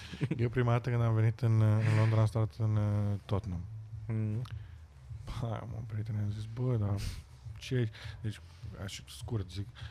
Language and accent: Romanian; Romania; moved away as an adult; now in United Kingdom; de unde ești, să le spun din România